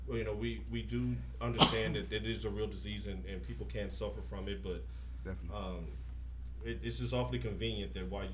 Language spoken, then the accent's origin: English; Nashville, Tennessee, United States; I'm from Nashville, Tennessee